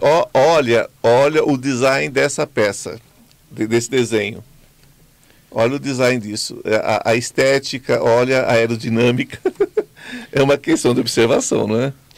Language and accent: Portuguese; Brazil; eu sou brasileiro, amo meu país profundamente